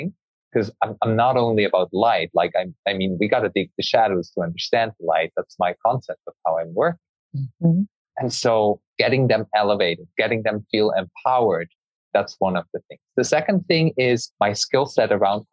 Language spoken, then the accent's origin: English; Switzerland; I grew up in Switzerland